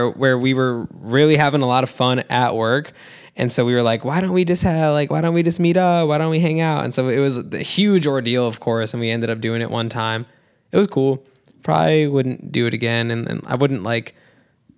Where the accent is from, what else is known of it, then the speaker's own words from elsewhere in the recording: New Jersey, United States; I'm from Jersey. I live by the shore